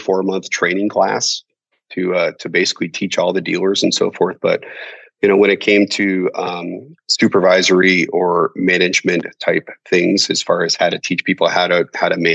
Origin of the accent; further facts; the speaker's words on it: United States; moved away as an adult; also born or lived in Macau; as an American